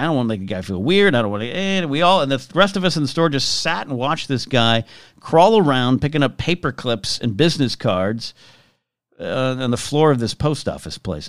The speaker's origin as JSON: {"language": "English", "area": "Arroyo Grande", "region": "California", "country": "United States", "tie": "born or raised there", "moved": "yes", "said": "I went to an elementary school card, called Margaret Harlow Elementary, Royal Grande, California."}